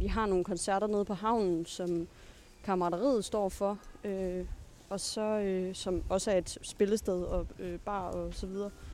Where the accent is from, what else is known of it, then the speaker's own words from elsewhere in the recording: Svendborg, Southern Denmark, Denmark; moved away as an adult; now in Aarhus, Denmark; jeg er jo blevet født på Tåsinge, men, men jeg siger, at jeg er fra Svendborg